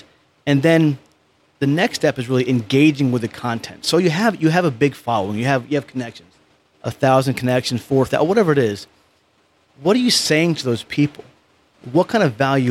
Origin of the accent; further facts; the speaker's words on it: Poughkeepsie, New York, United States; accent: New York; moved away; I'm from this small town called Poughkeepsie, New York. So I'm a New Yorker.